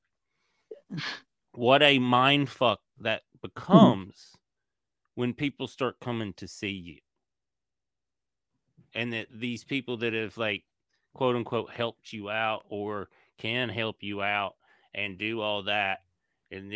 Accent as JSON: {"language": "English", "region": "Tennessee", "country": "United States", "also_born_or_lived": "Kentucky", "moved": "yes", "lives_now": "Los Angeles, United States", "said": "I'm from Tennessee"}